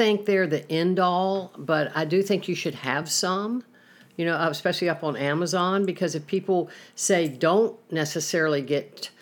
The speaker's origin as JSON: {"language": "English", "region": "the South", "country": "United States", "tie": "born or raised there", "said": "I was raised in the South"}